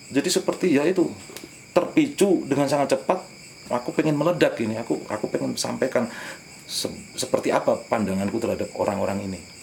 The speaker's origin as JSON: {"language": "Indonesian", "town": "Madiun", "region": "East Java", "country": "Indonesia", "tie": "born or raised there", "said": "aku dibesarkan di Madiun"}